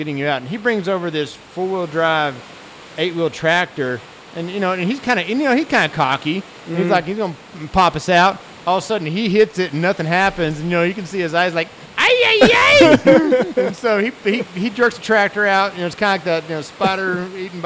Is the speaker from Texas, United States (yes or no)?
yes; Amarillo, Texas, United States; I grew up in Amarillo, Texas, born and raised